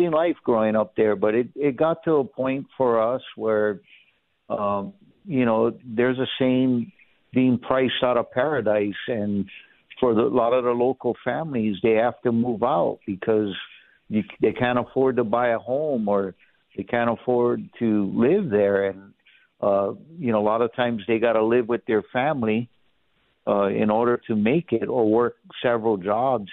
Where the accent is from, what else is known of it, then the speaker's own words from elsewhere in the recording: Kailua, Hawaii, United States; moved away as an adult; also born or lived in Honolulu, Hawaii; now in Las Vegas, United States; I was born and raised in Honolulu, Hawaii. I was raised in Kailua.